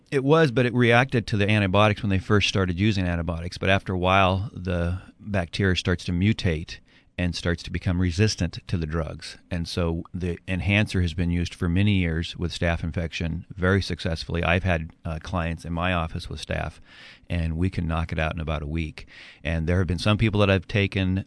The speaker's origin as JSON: {"language": "English", "town": "Edmonds", "region": "Washington", "country": "United States", "tie": "born or raised there", "also_born_or_lived": "California", "moved": "as an adult", "said": "I grew up in Edmonds, moved to uh, California for college and career"}